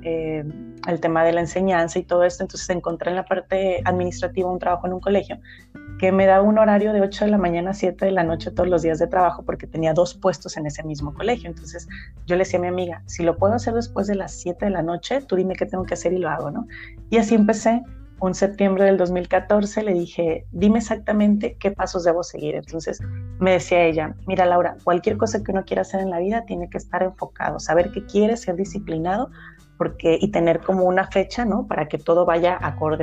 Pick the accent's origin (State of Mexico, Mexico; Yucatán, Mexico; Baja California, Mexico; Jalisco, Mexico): Jalisco, Mexico; Ameca; yo nací en Ameca